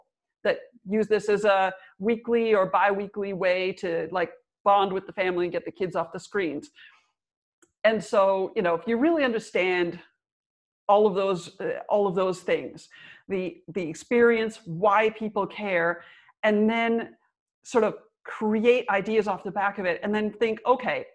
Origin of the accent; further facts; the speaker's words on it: Minnesota, United States; I'm from Minnesota, which is the original, like the ice hockey capital of America